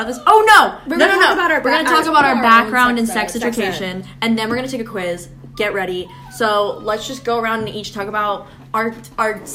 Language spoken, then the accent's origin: English; South Carolina, United States; South Carolina. I'm from South Carolina